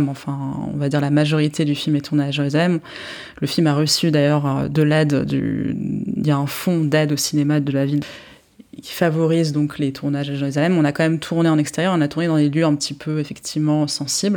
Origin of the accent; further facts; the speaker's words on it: Paris, Île-de-France, France; also born or lived in England / United States; je suis franco-israélienne. Je suis née à Paris de parents israéliens